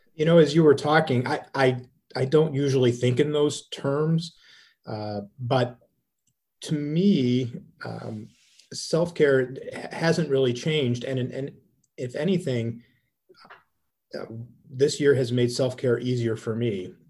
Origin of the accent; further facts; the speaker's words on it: Cleveland, Ohio, United States; I'm from Cleveland, Ohio